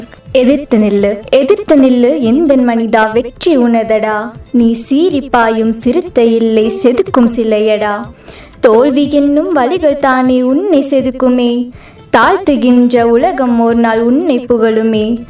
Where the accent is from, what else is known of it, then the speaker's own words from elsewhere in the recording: Coimbatore, Tamil Nadu, India; also born or lived in Sivakasi; நான் பிறக்கும்போது சிவகாசியில் இருந்தேன் மூணு வயசில் கோயம்புத்தூருக்கு வந்தேன் அப்போ இருந்து கோயம்புத்தூரில் தான்